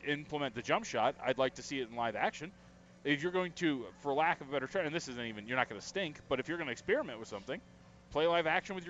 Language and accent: English; United States; Yeah, we're American.